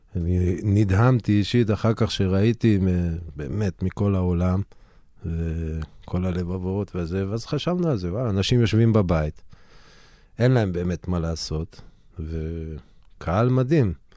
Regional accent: Harrarit, Northern District, Israel; אני מגיע מהררית, מהגליל

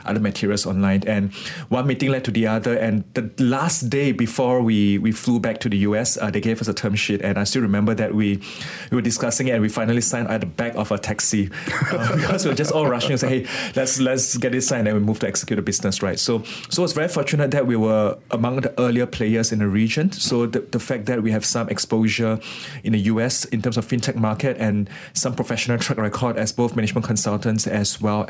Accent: Malaysia; also born or lived in Boston; now in Singapore; I'm Malaysian by birth

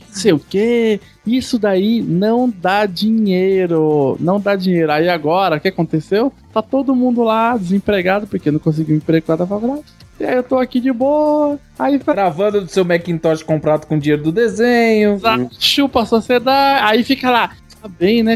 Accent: Osasco, São Paulo, Brazil; eu nasci em Osasco

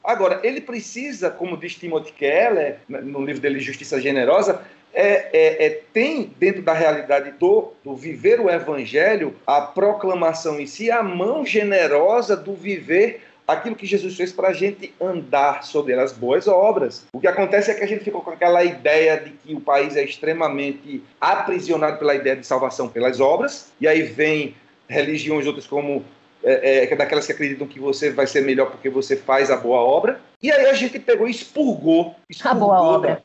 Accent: João Pessoa, Paraíba, Brazil; moved away as an adult; also born or lived in Recife; Meu coração queria estar com o povo da minha terra aqui

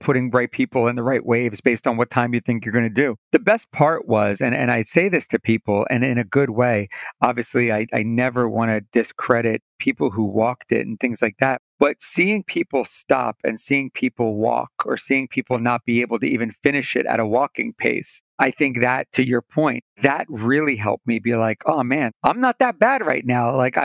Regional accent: Delaware, United States; I'm from Delaware.

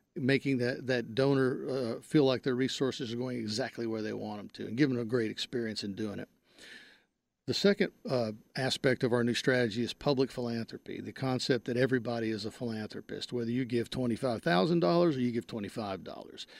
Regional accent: Wise County, North Texas, United States; moved away as an adult; I'm from North Texas. I grew up in Wise County, a small town in Wise County

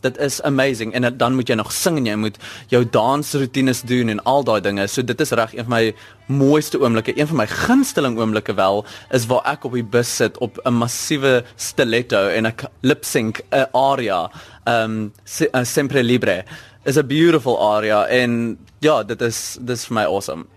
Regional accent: South Africa; ons as Suid-Afrikaners

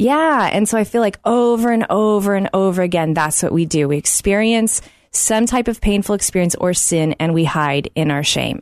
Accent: Oklahoma City, Oklahoma, United States; growing up in Oklahoma City

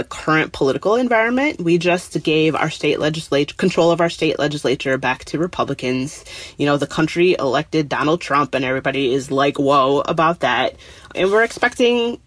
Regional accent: Detroit, Michigan, United States; moved away as an adult; now in Minneapolis, United States; I didn't grow up here. I grew up in Detroit, but I moved here after college for a job and I've been here ever since.

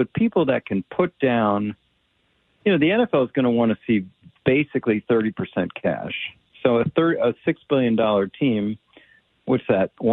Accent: Washington, District of Columbia, United States; I'm from Washington, D.C.

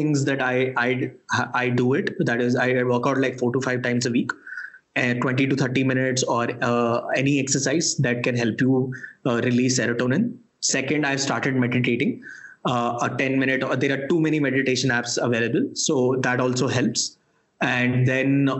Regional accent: Delhi, India; moved away as an adult; also born or lived in Sri Lanka; I was born and brought up in Delhi

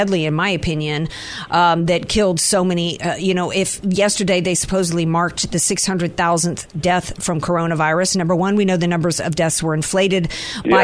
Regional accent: the South, United States; now in San Diego, United States; I'm from the South

